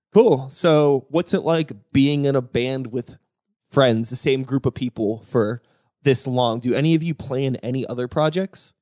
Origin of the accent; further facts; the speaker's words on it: Woodland Hills area, Pennsylvania, United States; I'm a Woody High. alum